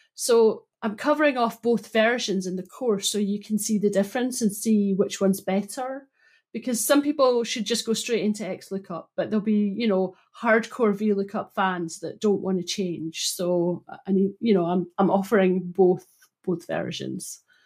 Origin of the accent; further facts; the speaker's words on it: Broughty Ferry, Scotland, United Kingdom; I grew up in Broughty Ferry